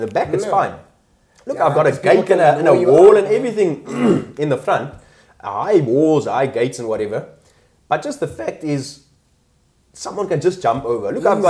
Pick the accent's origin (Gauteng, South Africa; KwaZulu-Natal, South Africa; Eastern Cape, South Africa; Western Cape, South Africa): KwaZulu-Natal, South Africa; Durban; I grew up in Durban. And we used to always be in the street with our bicycles. Look, where I lived, we were like on a main road in Durban.